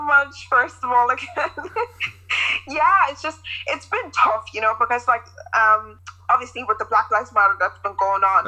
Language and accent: English; Ireland; our experience and the culture here